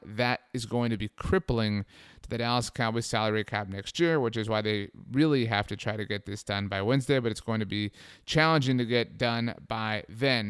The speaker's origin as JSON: {"language": "English", "town": "Brownsville", "region": "Texas", "country": "United States", "tie": "born or raised there", "said": "I grew up in Brownsville, Texas"}